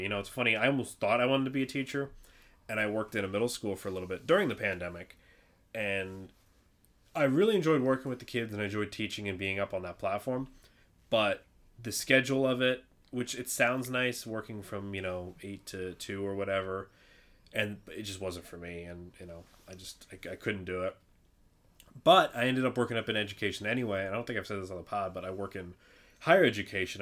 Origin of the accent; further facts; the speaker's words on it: New York, United States; we're from New York